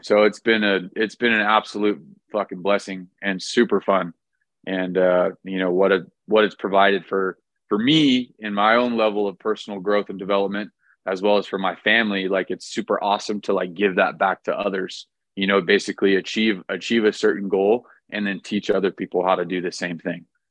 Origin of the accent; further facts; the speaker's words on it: Orange County, California, United States; I was born and raised in Orange County, California